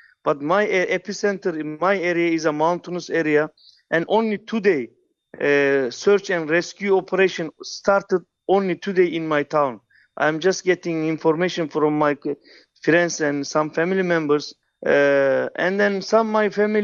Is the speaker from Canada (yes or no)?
no; Afşin, Kahramanmaraş, Turkey; English is a second language; now in South Africa; I am from Afshin, is a district, is with Elbistan is just 20 kilometer